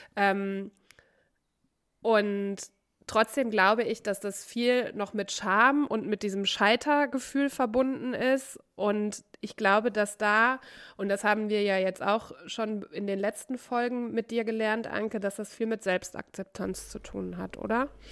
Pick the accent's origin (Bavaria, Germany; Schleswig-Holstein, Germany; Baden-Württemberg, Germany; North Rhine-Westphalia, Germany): North Rhine-Westphalia, Germany; now in Cologne, Germany; aus dem Kaff, wo ich herkomme, vom Niederrhein